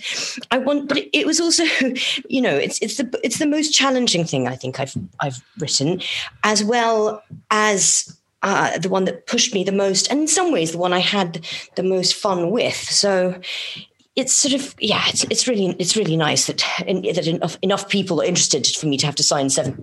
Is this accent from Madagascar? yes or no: yes; Madagascar; also born or lived in Yemen / Kenya / Morocco; so when I was growing up in Madagascar and Yemen and Kenya and Morocco.